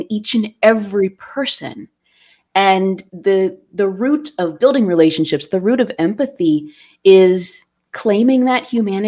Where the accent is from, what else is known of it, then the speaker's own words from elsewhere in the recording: Pittsburgh, Pennsylvania, United States; I was born in Pittsburgh, so it's hard not to claim Fred Rogers as a literal neighbor when you grow up in Pittsburgh